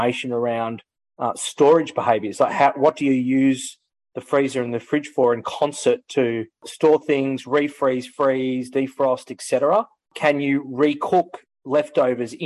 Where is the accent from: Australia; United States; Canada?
Australia; Victoria; my home state of Victoria